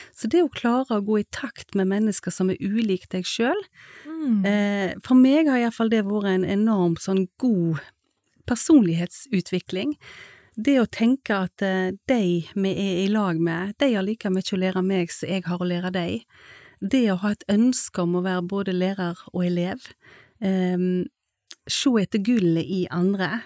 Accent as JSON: {"language": "Norwegian", "town": "Haugesund", "region": "Rogaland", "country": "Norway", "moved": "yes", "said": "jeg kom jo fra Haugesund og hadde vært med mamma der på møter"}